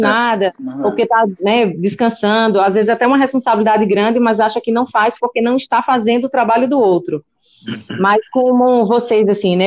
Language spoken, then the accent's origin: Portuguese; Paraíba, Brazil; moved away as an adult; now in São Paulo, Brazil; eu sou da Paraíba, e eu cheguei aqui em São Paulo no finalzinho de junho